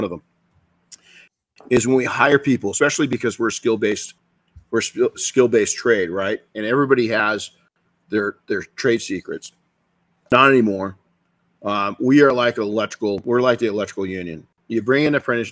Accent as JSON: {"language": "English", "town": "Colton", "region": "California", "country": "United States", "tie": "born or raised there", "said": "Colton Junior High was rough"}